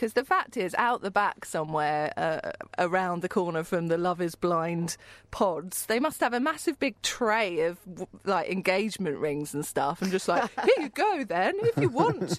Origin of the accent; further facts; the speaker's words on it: United Kingdom; as a British person